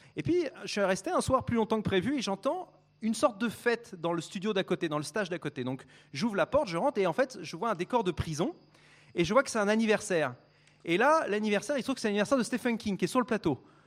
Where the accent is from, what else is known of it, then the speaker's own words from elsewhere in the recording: France; je suis français